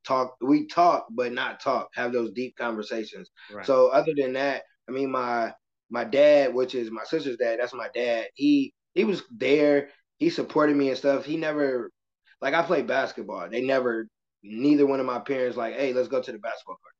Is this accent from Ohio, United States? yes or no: no; Michigan City, Indiana, United States; I'm from Michigan City, Indiana. It's a very small town